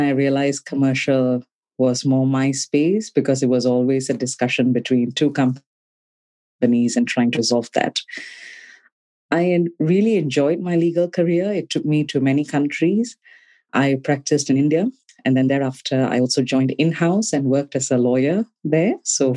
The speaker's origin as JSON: {"language": "English", "country": "Malaysia", "tie": "born or raised there", "also_born_or_lived": "Cardiff, Wales", "moved": "as an adult", "said": "In Malaysia. I'm born and brought up in Malaysia."}